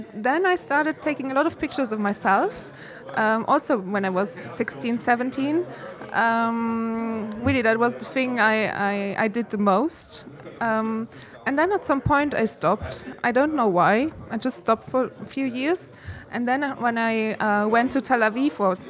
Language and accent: English; north of Luxembourg, Luxembourg; English is a second language; moved away as an adult; I was born in Luxembourg. I grew up in the north of Luxembourg, really on the countryside in a very, very small village.